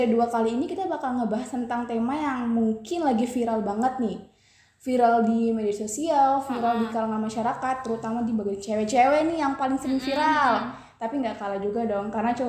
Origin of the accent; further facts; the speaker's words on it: South Sulawesi, Indonesia; born there; now in Surakarta, Indonesia; Aku dari Kalimantan Timur, tapi jangan salah kira ya, karena aku cuma tinggal aja di Kalimantan Timur. Lahirnya di Sulawesi Selatan, tapi sekarang aku lagi menempuh pendidikan aku di Universitas Muhammadiyah Surakarta.